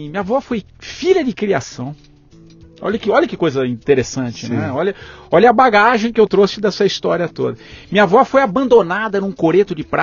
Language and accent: Portuguese; Tupã, São Paulo, Brazil; also born or lived in Campinas; adolescência em Tupã, aqui no interior de São Paulo, e ali já aos 14 anos eu gostava muito de ler